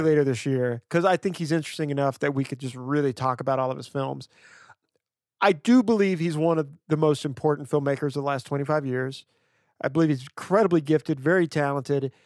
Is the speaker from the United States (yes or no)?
yes; West Louisiana, United States; moved away; I grew up in West Louisiana, right near the Texas border